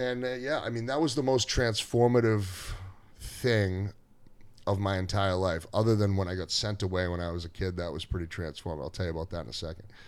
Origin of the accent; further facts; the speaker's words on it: Gloucester, Massachusetts, United States; I grew up in Gloucester, and I went to Gloucester High School, then I went to Salem State afterwards